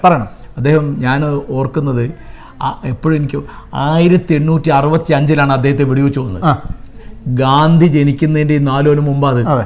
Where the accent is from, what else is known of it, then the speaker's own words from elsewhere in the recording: India; ഞങ്ങൾ ഇന്ത്യക്കാർ